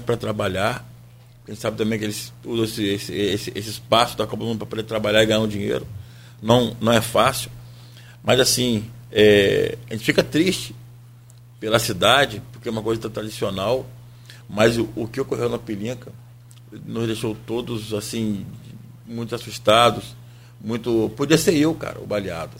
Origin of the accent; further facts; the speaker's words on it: Brazil; Nós somos brasileiros